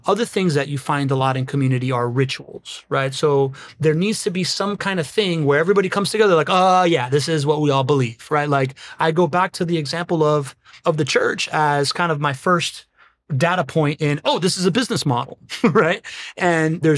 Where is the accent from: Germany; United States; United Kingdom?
United States; Miami, Florida; I grew up in Miami